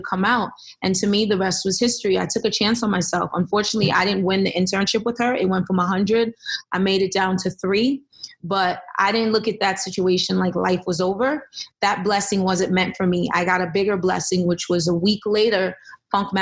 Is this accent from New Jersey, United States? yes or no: yes; Elizabeth, New Jersey, United States; I grew up in Elizabeth, New Jersey